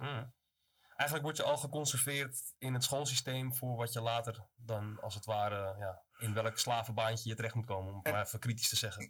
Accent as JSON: {"language": "Dutch", "town": "Amsterdam", "region": "North Holland", "country": "Netherlands", "tie": "born or raised there", "moved": "as an adult", "lives_now": "Zaanstad, Netherlands", "said": "kom uit Amsterdam inderdaad. Mijn vader komt vanuit Amsterdam-Oost, moeder uit Zuid. Dus ik ben een beetje tussen beide opgegroeid daar"}